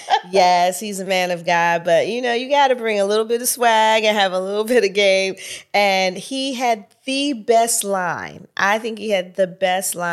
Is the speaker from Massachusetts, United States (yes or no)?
no; Pittsburgh, Pennsylvania, United States; moved away; also born or lived in San Francisco; growing up in Pittsburgh, I just was a church girl